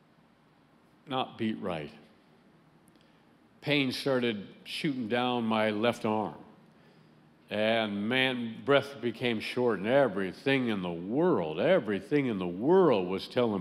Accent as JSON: {"language": "English", "country": "United States", "said": "I was the one from the States"}